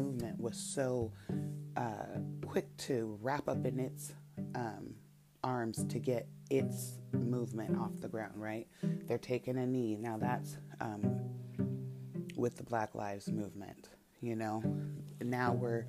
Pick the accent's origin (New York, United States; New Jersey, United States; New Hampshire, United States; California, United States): California, United States; San Rafael; I grew up in Marin County and I didn't live in Marin City. I lived in Terra Linda